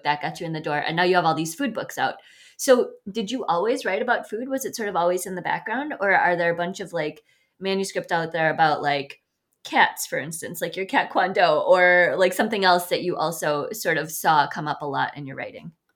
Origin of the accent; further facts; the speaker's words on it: Midwest, United States; now in Sun Prairie, United States; as a Midwesterner